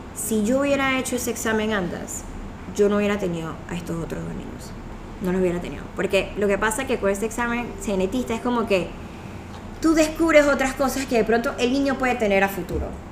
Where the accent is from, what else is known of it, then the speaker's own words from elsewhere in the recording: Colombia; now in Panama; somos aquí colombianos también